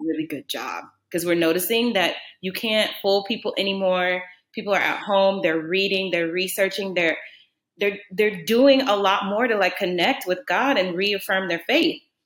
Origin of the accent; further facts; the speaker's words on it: New Orleans, Louisiana, United States; I grew up in New Orleans, and if anybody knows anything about New Orleans, it's a Catholic cultural city